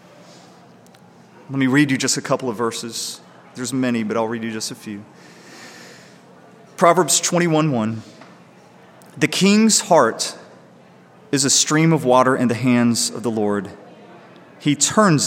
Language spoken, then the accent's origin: English; United States; I'm a guy. I'm white. I was born in America